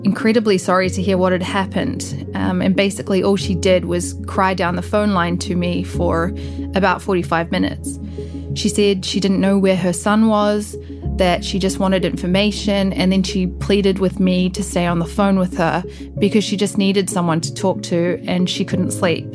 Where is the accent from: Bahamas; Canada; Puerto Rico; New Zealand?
New Zealand; Christchurch, Canterbury; now in Dubai, United Arab Emirates; Christchurch story because it was my hometown